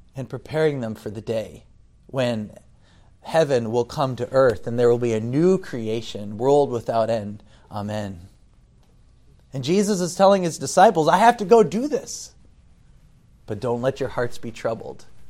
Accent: United States; moved away; as an American

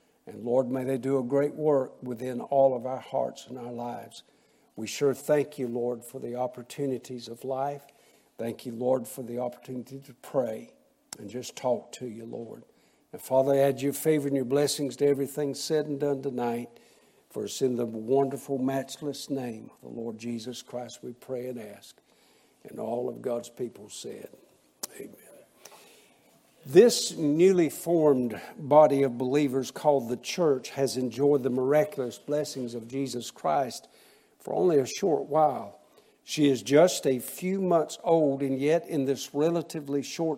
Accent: Waycross, Georgia, United States; In 1988, I started a church in my hometown of Waycross, Georgia

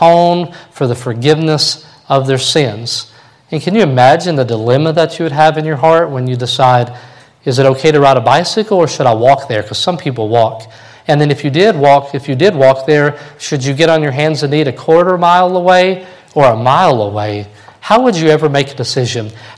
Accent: Kentucky, United States; growing up in Kentucky

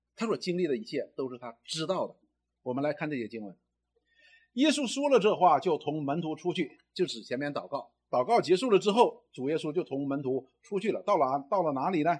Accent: China; 我们中国人常常讲一句话：“你知道你是谁吗？”

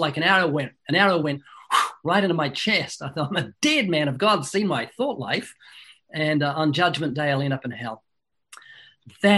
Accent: New Zealand; moved away as an adult; now in United States; I was born twice in New Zealand

